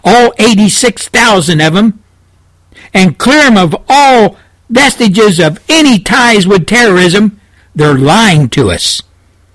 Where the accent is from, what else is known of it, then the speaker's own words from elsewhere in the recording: United States; being an American citizen who has children and grandchildren